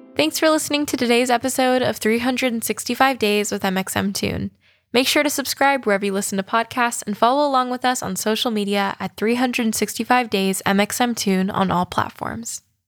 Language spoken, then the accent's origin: English; California, United States; as a Californian